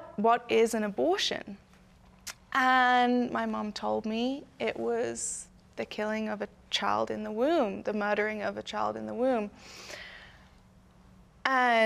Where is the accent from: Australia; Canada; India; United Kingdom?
United Kingdom; now in United States; I am not American. I'm actually British.